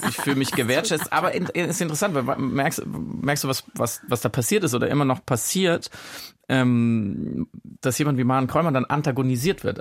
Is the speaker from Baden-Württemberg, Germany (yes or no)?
yes; Freiburg im Breisgau, Baden-Württemberg, Germany; als gebürtiger Friburger